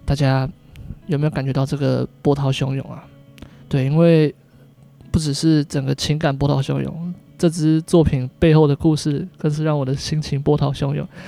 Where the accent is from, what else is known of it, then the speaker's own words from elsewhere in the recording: Taiwan; 我们台湾人